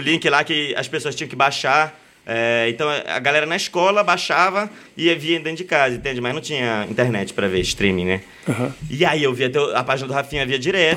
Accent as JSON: {"language": "Portuguese", "town": "Belém", "region": "Pará", "country": "Brazil", "said": "Belém, sou de Belém"}